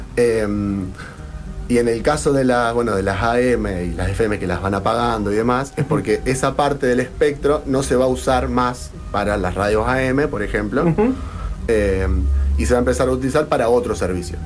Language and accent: Spanish; Argentina; somos todos ciudadanos argentinos